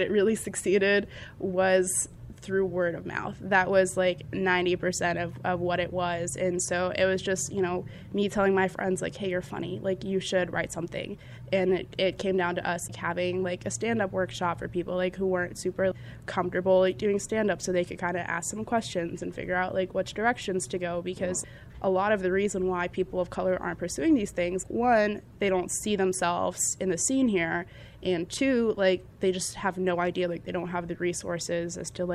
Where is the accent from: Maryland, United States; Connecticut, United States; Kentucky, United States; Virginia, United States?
Virginia, United States; Northern; I'm from Northern Virginia